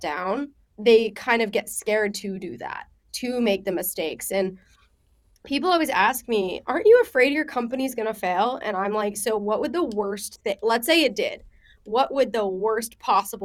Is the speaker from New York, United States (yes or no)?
yes; Long Island, New York, United States; also born or lived in Israel; I'm from Israel and then I grew up on Long Island